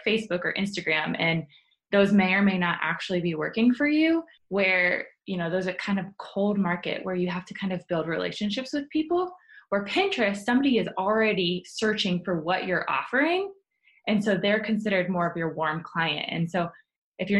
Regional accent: Columbus, Ohio, United States; I am born and raised in Columbus, Ohio. Love it here

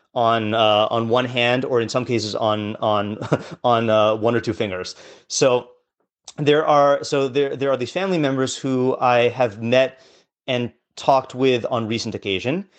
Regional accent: West Coast, United States; now in New York, United States; I grew up on the West Coast

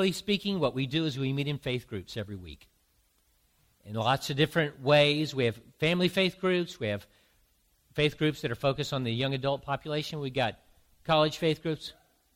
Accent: the South, United States; now in Boston, United States; I grew up in the South

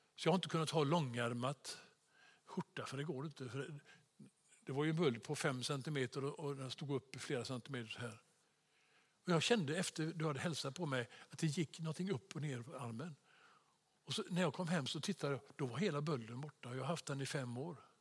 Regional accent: Sweden; som svensk

